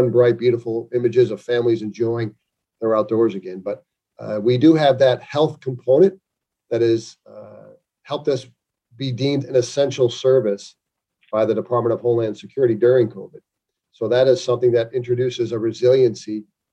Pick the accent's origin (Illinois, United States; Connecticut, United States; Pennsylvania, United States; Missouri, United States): Illinois, United States; Chicago; now in Virginia Beach, United States; growing up in Chicago